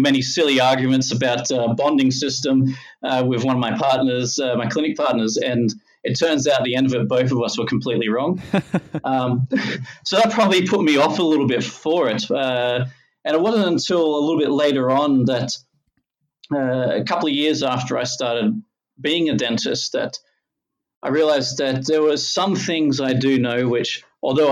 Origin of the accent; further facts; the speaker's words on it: Logan, Queensland, Australia; I grew up in Logan